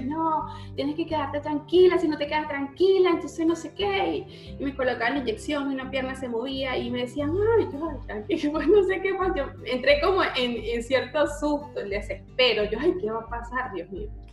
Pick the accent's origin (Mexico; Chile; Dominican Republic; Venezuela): Venezuela; moved away as an adult; now in Argentina; en Venezuela, en mi país